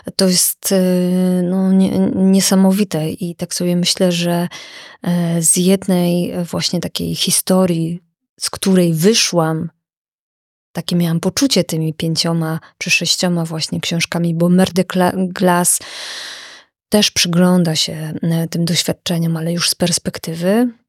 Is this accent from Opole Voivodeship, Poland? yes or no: no; village in the Jaworzyna Krynicka range, Lesser Poland, Poland; moved away as an adult; also born or lived in Kraków; zamieszkałam we wsi, która jest nad moją rodzinną wsią. I to jest e, takie piękne miejsce w paśmie Jaworzyny Krynickiej